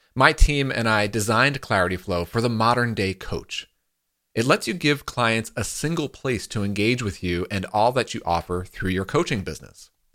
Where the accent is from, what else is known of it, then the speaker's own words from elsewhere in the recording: New York, United States; moved away; I'm from New York